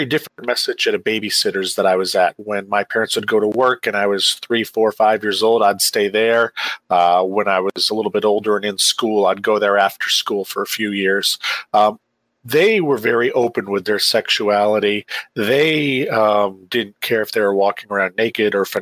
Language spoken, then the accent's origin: English; Maine, United States; I rose up in the ranks of journalism in Maine